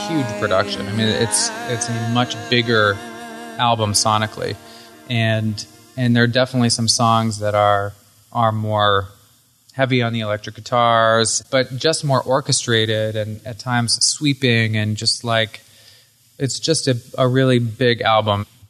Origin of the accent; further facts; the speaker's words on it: Hyde Park, Vermont, United States; moved away as an adult; also born or lived in Burlington, Vermont; now in Los Angeles, United States; born and raised in Hyde Park, Morristown area, and I really got my start here in Burlington